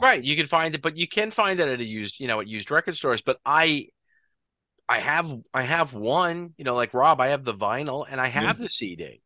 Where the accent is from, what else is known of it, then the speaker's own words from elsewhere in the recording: Long Island, New York, United States; We're all from Long Island, New York